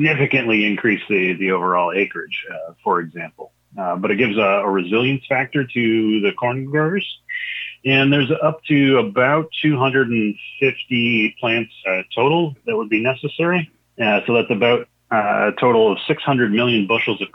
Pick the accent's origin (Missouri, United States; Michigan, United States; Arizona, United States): Michigan, United States; also born or lived in Champaign-Urbana, Illinois; I was born in Michigan, you know, relatively rural location, saw a number of different farms throughout the course of my life, even lived down in Champaign-Urbana for a while